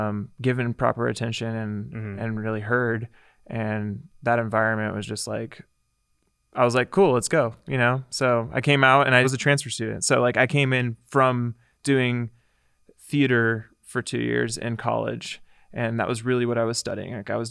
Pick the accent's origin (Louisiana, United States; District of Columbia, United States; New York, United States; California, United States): California, United States; Visalia; I moved from Visalia, California. So {S1} okay. {S0} My hometown.